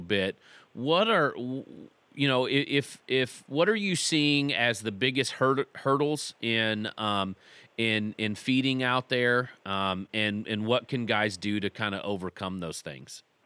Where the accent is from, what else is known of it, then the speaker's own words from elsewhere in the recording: Texas, United States; I grew up in Texas.